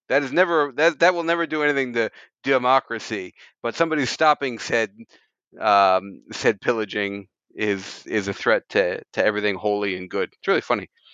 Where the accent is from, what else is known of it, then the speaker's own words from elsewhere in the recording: United States; moved away as an adult; now in Japan; as an American immigrant